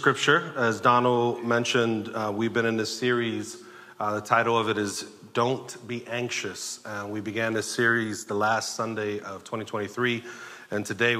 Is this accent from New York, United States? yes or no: yes; New York City, New York, United States; I grew up in Sunset Park in the 80s and 90s and saw some stuff during that time in New York